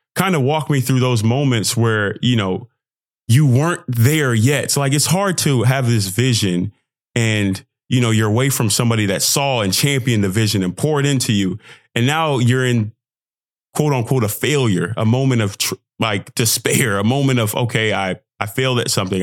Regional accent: Texas, United States; I'm from Texas

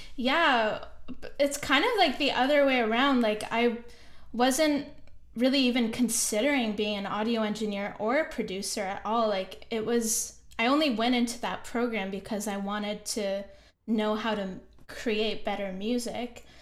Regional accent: Kitchener, Ontario, Canada; moved away as an adult; also born or lived in Banff, Canada; now in Montreal, Canada; I'm actually from Kitchener, Ontario

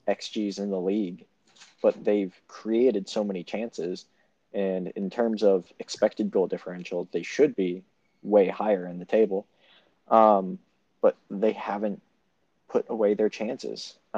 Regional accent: United States; as an American fan, who watches the NFL, who watches other sports

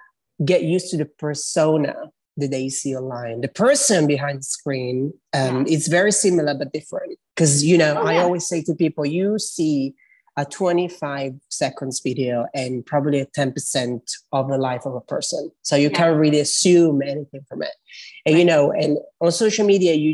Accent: Italy; moved away as an adult; also born or lived in London, United Kingdom / North East England / Middle East; now in New York City, United States; I am Italian. I grew up in Italy. Then I moved to England when I was 21

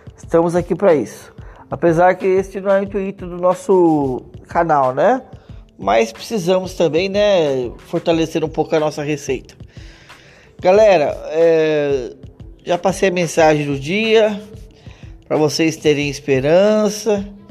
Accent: Vinhedo, São Paulo, Brazil; eu sou aqui de Vinhedo, né? Mas estou trabalhando em Louveira

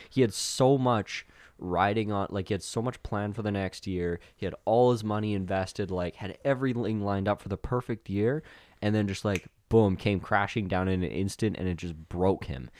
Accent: Winkler, Manitoba, Canada; my hometown, Winkler

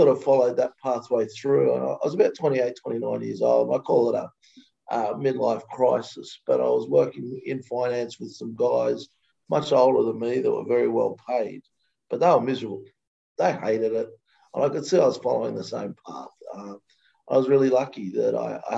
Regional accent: Australia; moved away as an adult; now in United States; I grew up in Australia

